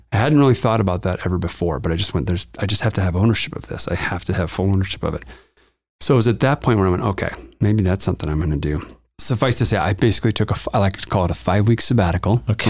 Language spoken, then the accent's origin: English; Montana, United States; moved away as an adult; also born or lived in Los Angeles, California; now in Denver, United States; I grew up in Montana, in the wilds of Montana